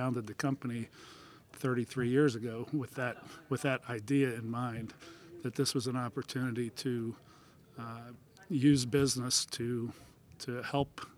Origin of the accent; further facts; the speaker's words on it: Philadelphia, Pennsylvania, United States; moved away as an adult; now in Indianapolis, United States; I'm from Philadelphia originally.